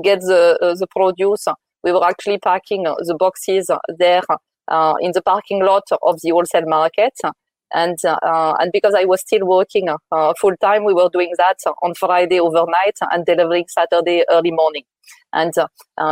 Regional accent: France; moved away as an adult; now in United Kingdom; I'm originally from France.

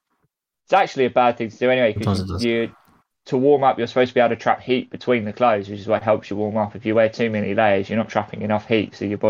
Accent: England, United Kingdom; accent: English; I'm English.

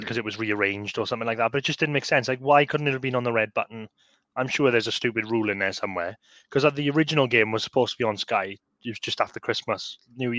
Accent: Swansea, Wales, United Kingdom; we're like from Swansea.

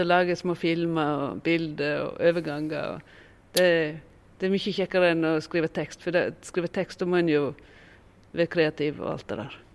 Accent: Voss, Vestland, Norway; det er bare er en sånn fire kilometer fra der jeg kommer fra, at eh, Granvin begynner. Så eh, har jo jeg òg en veldig sånn klar Vossa-identitet

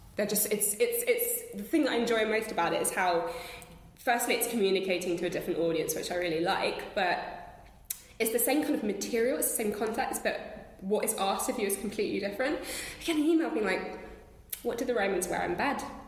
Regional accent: London, United Kingdom; growing up in London with the British Museum and walking through those those galleries

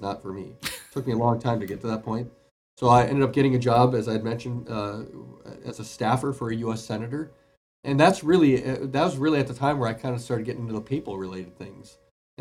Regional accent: Duluth, Minnesota, United States; born and raised in Duluth, Minnesota. That's where I still am a pastor right now

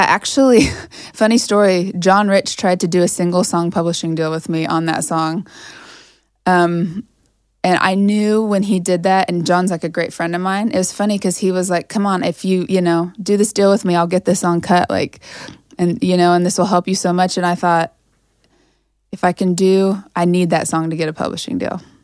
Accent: Sterling, Kansas, United States; moved away as an adult; there's this little small, like, liberal arts college in my hometown. It's a private school

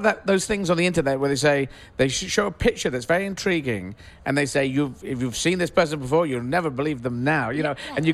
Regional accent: England, United Kingdom; I'm just an English, British transgender person

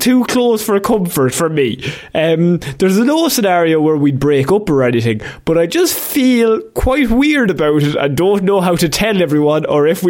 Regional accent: Ireland; accent: Irish

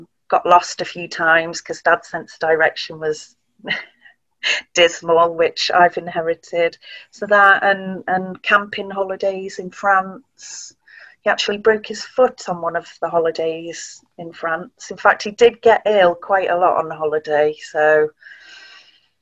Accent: Tarporley, North West England, United Kingdom; So we grew up in Cheshire in a village called Tarpley

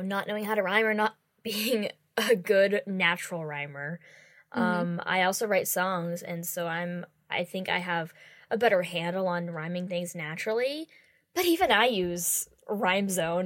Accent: United States; we're both American

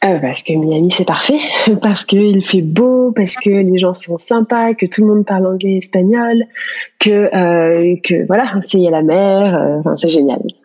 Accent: France; moved away as an adult; also born or lived in Paris; now in United States; on est français tous les deux

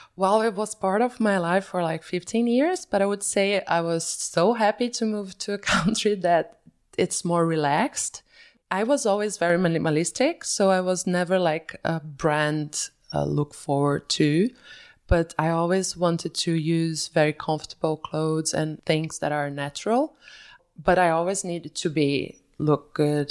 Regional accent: Belo Horizonte, Minas Gerais, Brazil; moved away as an adult; also born or lived in São Paulo / Bahia; now in Zurich, Switzerland; I was born and raised in Belo Horizonte until I was five years old

